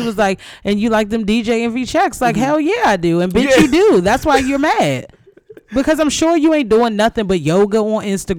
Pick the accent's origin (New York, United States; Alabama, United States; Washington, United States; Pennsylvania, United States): New York, United States; accent: Brooklyn; In my Brooklyn accent